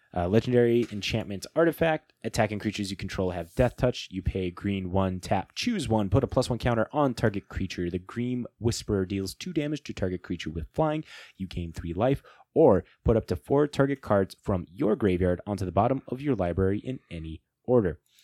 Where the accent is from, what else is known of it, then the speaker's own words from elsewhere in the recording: Midwest, United States; we're from the Midwest.